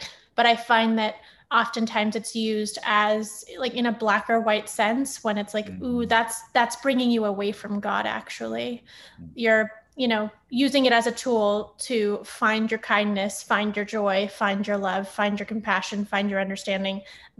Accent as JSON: {"language": "English", "area": "Bay Area", "region": "California", "country": "United States", "tie": "born or raised there", "also_born_or_lived": "Los Angeles", "moved": "as an adult", "lives_now": "Tampa, United States", "said": "When I came here close to 10 years ago, it wasn't as diverse. So that was, you know, being a California kid, coming from a multiracial background myself, and then growing up in the Bay Area and then living in Los Angeles for 14 years"}